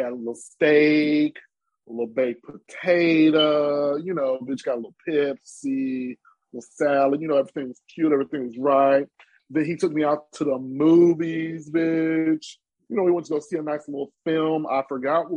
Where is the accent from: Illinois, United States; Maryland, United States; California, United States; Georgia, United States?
Illinois, United States; Chicago; I'm from Chicago